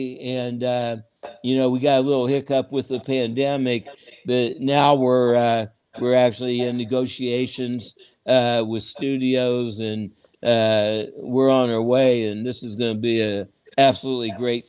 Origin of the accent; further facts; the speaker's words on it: Kansas City, Missouri, United States; I grew up down there, so, you know, I used to sit at the soda fountain as a little kid, and Satchel Paige and Buck O'Neill were like my uncles. So I grew up around Black culture